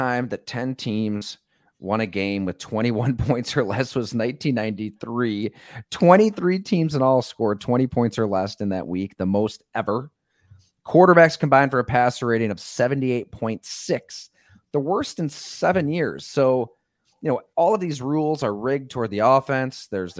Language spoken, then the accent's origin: English; Salamanca, New York, United States; Growing up in Salamanca, going to high school at Ellicottville. Not a lot going on down there, but that's why I loved it.